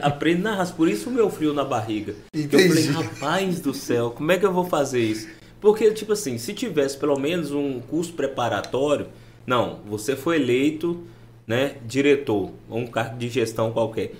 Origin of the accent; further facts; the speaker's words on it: Montes Claros, Minas Gerais, Brazil; moved away as an adult; also born or lived in Viçosa / Netherlands; now in Gurupi, Brazil; eu sou mineiro lá de, do norte de Minas Gerais